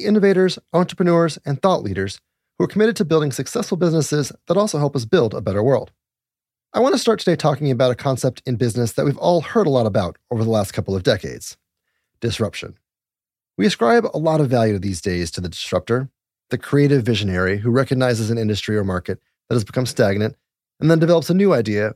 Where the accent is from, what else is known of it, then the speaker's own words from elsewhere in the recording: Littleton, Colorado, United States; also born or lived in Golden, Colorado; I was raised in Colorado too? I was raised in Littleton and then Golden